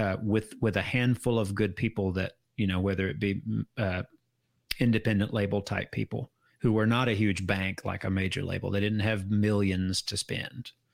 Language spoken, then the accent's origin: English; United States; I'm an American through and through, but while my heritage is, is Irish